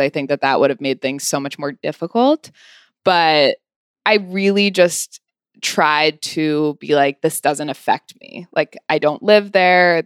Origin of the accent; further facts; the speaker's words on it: California, United States; moved away as an adult; also born or lived in Los Angeles / Santa Barbara; now in New York, United States; I was born in L